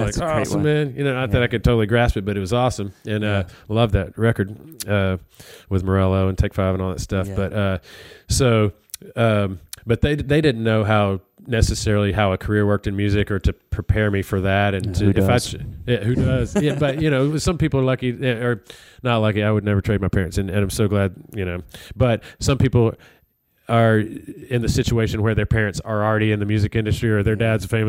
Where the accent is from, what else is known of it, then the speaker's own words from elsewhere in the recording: Alabama, United States; Even though I'm from Alabama, I didn't grow up on country music.